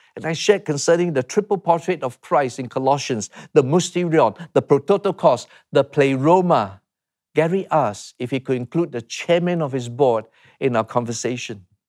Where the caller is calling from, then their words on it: Singapore; I'm calling from Singapore